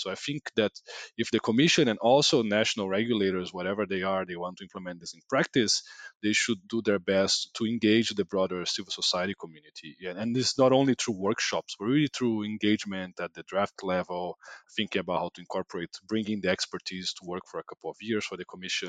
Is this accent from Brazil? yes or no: yes; Brazil; I'm from Brazil